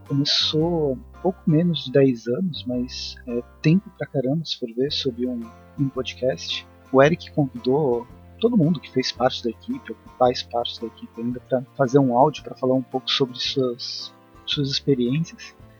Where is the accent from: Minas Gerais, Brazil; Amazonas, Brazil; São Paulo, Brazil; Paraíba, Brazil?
São Paulo, Brazil; Campinas; Eu sou de Campinas também